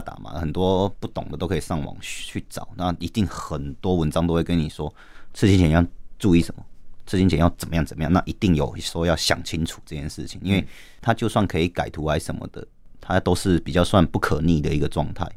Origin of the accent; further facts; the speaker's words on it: Taitung, Taitung County, Taiwan; moved away as an adult; now in Taipei, Taiwan; 我是台东人